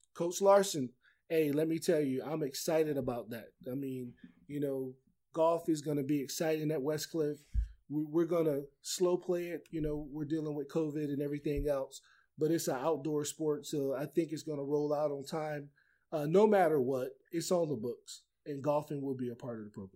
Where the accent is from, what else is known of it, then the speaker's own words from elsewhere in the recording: Maryland, United States; moved away; my home state